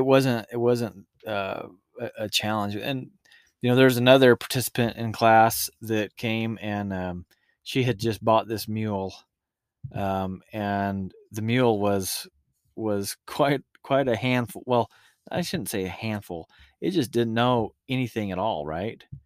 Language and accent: English; Utah, United States; we're from Utah